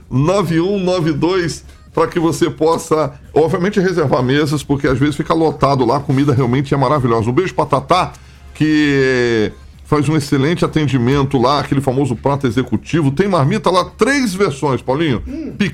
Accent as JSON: {"language": "Portuguese", "region": "Rio de Janeiro", "country": "Brazil", "said": "Eu, eu sou carioca, mas não como feijoada."}